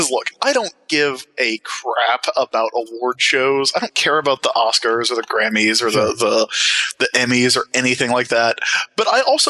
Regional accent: Sumter, South Carolina, United States; I grew up in a relatively small city in Sumter, South Carolina

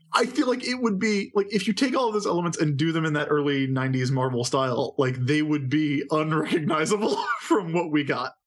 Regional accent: United States; we're American

